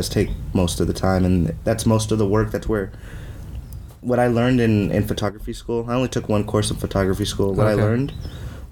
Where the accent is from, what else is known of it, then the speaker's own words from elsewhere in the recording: Riverside, California, United States; now in Fontana, United States; I grew up in Riverside, born and raised. I currently live in Fontana